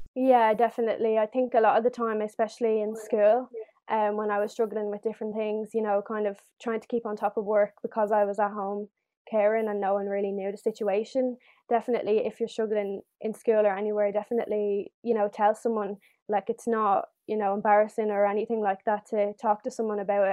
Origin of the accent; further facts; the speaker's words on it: Dublin, Leinster, Ireland; I'm 18 years old and I'm from Dublin